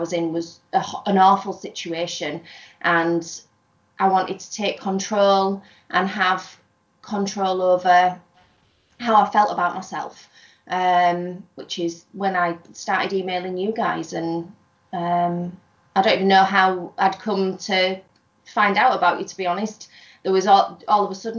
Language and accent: English; near Scarborough, Yorkshire and the Humber, United Kingdom; I am from North Yorkshire, somewhere near Scarborough.